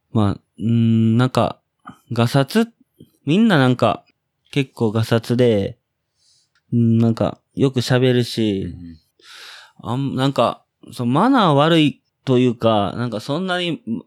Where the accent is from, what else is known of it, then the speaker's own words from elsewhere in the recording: Osaka, Japan; moved away as an adult; えー、僕は大阪府の、大阪府、大阪市、生野区の出身です。